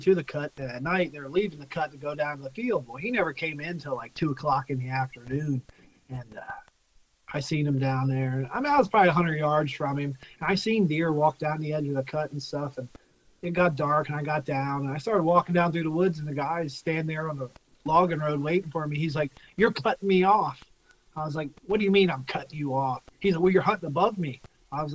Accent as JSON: {"language": "English", "region": "Pennsylvania", "country": "United States", "tie": "born or raised there", "lives_now": "Breinigsville, United States", "said": "I grew up southern PA near the Maryland line"}